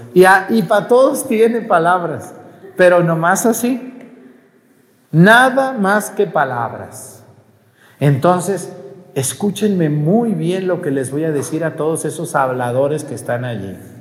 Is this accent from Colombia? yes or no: no; Mexico; Todo mi pueblo hace paletas